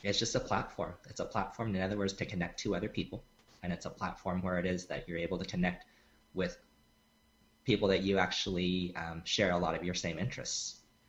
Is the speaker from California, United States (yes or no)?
yes; California, United States; I am from California